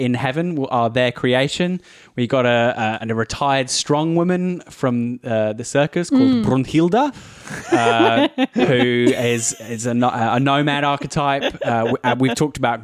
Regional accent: Australia; also born or lived in United Kingdom; I am a British Australian

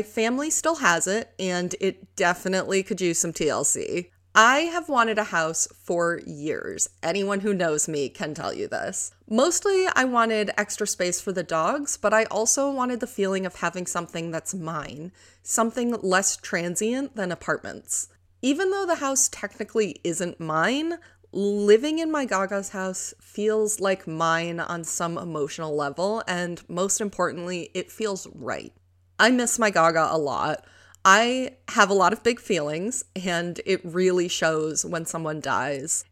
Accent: New York, United States; moved away as an adult; also born or lived in Colorado; I recently moved from Colorado back to my home state of New York

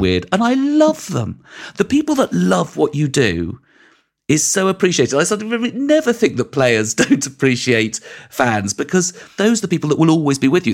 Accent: London, United Kingdom; I grew up in West London

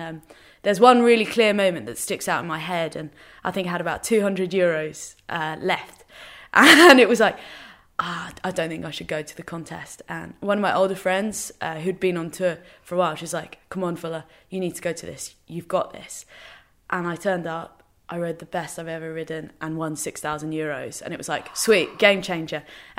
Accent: England, United Kingdom; So we're completely English, but everyone has resided in Northern Ireland, randomly.

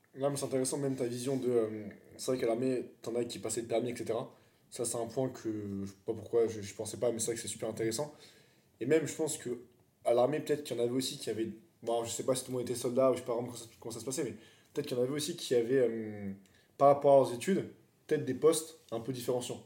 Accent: France; Nous, on est français

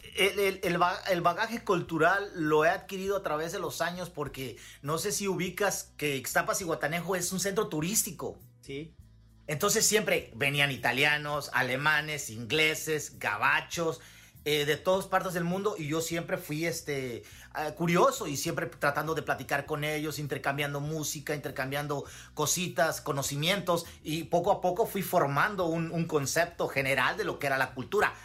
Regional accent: Guerrero, Mexico; moved away as an adult; now in Iowa, United States; yo tengo como 10, 12 años ya fuera de Guerrero y aquí en Estados Unidos tengo 10 años.

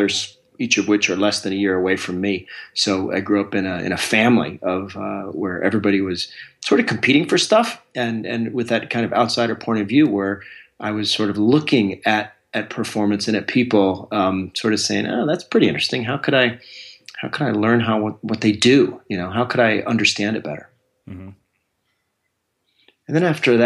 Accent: Alaska, United States; I'm a kid from Alaska. And that growing up there has its own sort of set of unique qualities

